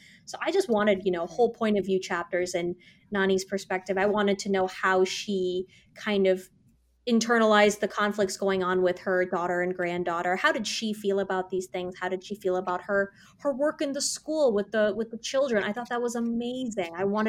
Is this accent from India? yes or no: yes; South India, India; I'm South Indian, you're Punjabi.